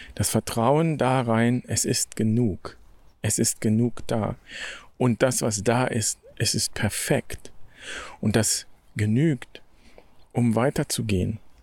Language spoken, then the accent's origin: German; Germany; Ich bin in Deutschland geboren